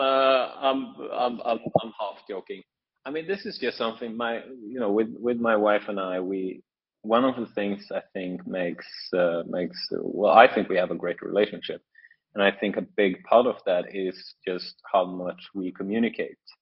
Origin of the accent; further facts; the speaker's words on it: Norway; moved away as an adult; now in Shanghai, China; I'm from Norway, um, but I'm currently uh, currently in Shanghai